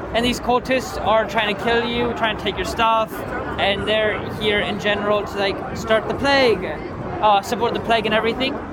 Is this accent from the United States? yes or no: no; Poland; we are a team from Poland